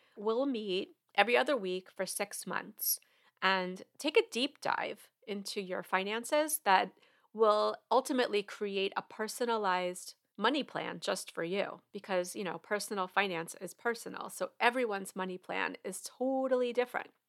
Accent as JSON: {"language": "English", "region": "New York", "country": "United States", "moved": "yes", "lives_now": "Georgia, United States", "said": "I am from New York originally"}